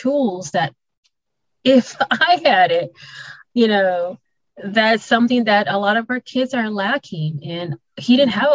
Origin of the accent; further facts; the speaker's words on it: Milwaukee, Wisconsin, United States; I was raised in Milwaukee, Wisconsin.